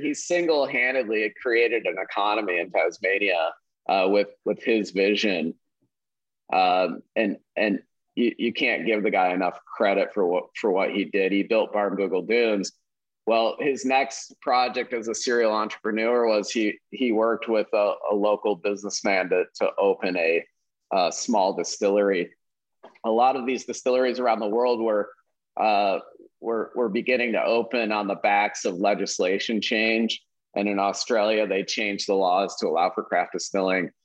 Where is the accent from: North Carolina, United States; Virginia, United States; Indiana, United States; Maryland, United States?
Indiana, United States; Valparaiso; I grew up in Valparaiso, Indiana